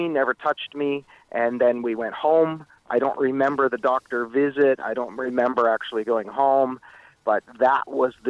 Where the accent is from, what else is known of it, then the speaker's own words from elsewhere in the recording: Meaford, Ontario, Canada; moved away as an adult; also born or lived in Etobicoke, Toronto, Canada / California, United States; I moved up to the small town of Meaford on Georgian Bay